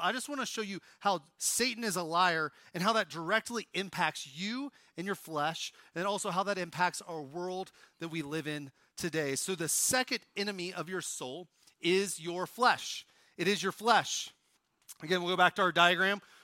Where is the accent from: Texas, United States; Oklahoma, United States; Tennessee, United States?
Oklahoma, United States; If you wonder how I can do that accent so well, I'm from Oklahoma